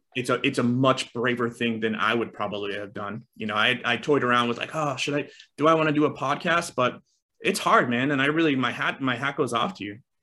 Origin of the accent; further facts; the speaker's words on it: East Coast, United States; I grew up on the East Coast.